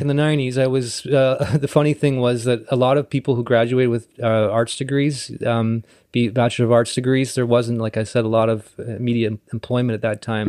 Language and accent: English; North Vancouver, British Columbia, Canada; also born or lived in Esquimalt; I was born and raised in North Vancouver